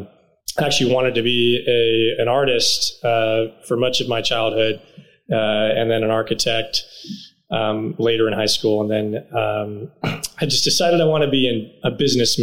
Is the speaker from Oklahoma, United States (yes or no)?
no; Dallas, Texas, United States; also born or lived in Houston / New York; I was born in Houston, actually, born and raised Texan, grew up in Dallas. So I moved to Dallas when I was young, went to elementary, middle school, high school there